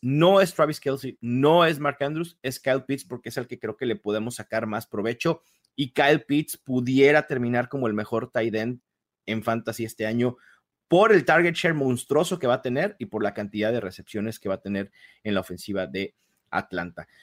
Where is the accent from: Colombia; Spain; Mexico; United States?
Mexico; aquí en México